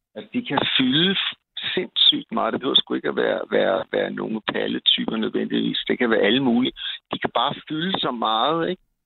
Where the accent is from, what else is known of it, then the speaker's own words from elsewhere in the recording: Copenhagen, Capital Region of Denmark, Denmark; nu er jeg som sagt københavner